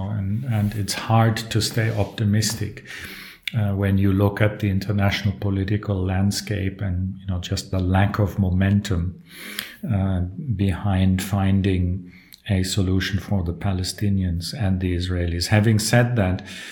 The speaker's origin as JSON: {"language": "English", "country": "South Africa", "tie": "born or raised there", "also_born_or_lived": "Berlin, Germany", "moved": "yes", "said": "I grew up in South Africa in apartheid days."}